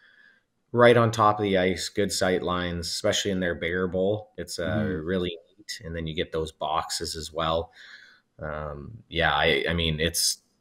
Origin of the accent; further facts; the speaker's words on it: Alberta, Canada; also born or lived in Whitby, Ontario; now in Ontario, Canada; I'm also from Alberta